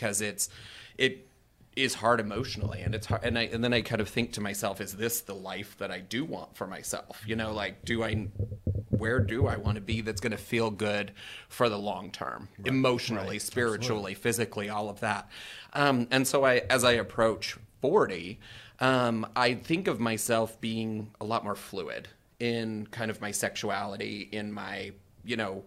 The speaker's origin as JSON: {"language": "English", "region": "North Idaho", "country": "United States", "tie": "born or raised there", "also_born_or_lived": "Phoenix, Arizona", "moved": "as an adult", "said": "I had grown up in the Pacific Northwest and, you know, we lived in a small town in Idaho"}